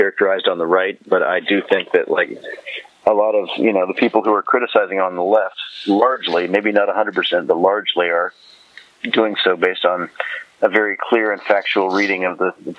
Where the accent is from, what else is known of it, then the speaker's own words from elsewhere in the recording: United States; Look, I'm as American as anybody, and I come from a rural state, and these are the values that my grandparents had.